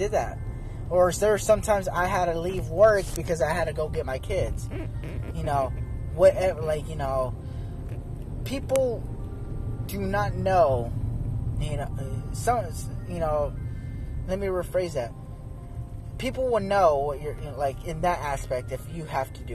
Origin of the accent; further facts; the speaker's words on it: Arizona, United States; I'm from Arizona